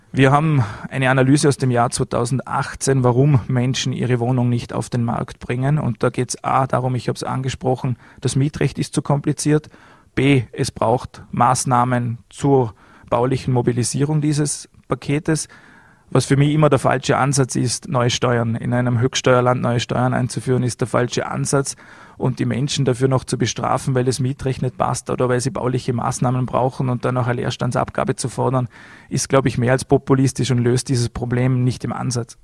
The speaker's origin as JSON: {"language": "German", "region": "Vorarlberg", "country": "Austria", "said": "bei uns in Vorarlberg"}